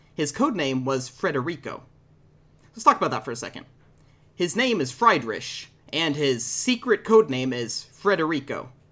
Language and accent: English; Texas, United States; I'm from Texas